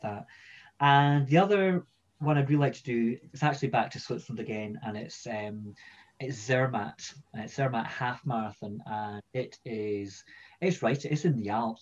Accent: Edinburgh, Scotland, United Kingdom; I'm from Edinburgh originally, and that's where I grew up.

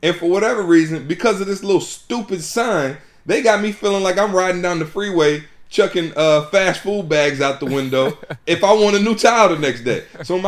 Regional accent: Midwest, United States; Of course, y'all know we're from the Midwest, so it makes even more sense for us to be, you know, supporting and supported by a Chevy dealership.

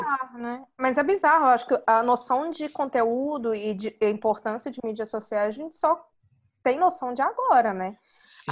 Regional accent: Brazil; now in India

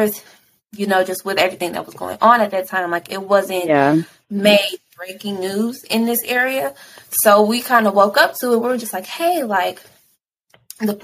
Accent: Louisville, Kentucky, United States; also born or lived in Florida; since mm-hmm. then, like I've been in Louisville

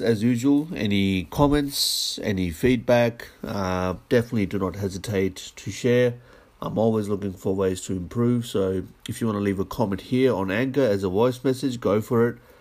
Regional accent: Australia; as an Australian

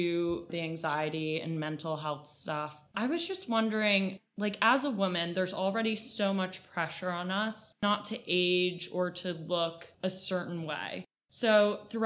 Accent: United States; growing up in America, we only see very particular ideals of beauty

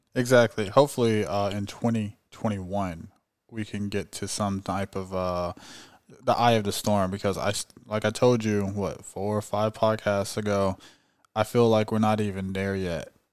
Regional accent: California, United States; I'm from California.

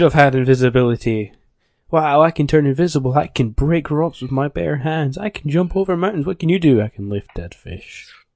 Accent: Scotland, United Kingdom; I'm from the land of Scott

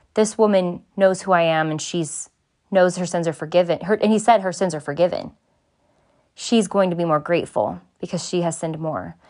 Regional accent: Southern California, United States; I grew up in Southern California

